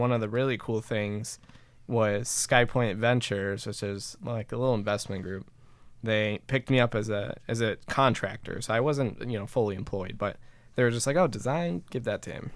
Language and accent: English; Fenton, Michigan, United States; smaller businesses around my hometown, which is Fenton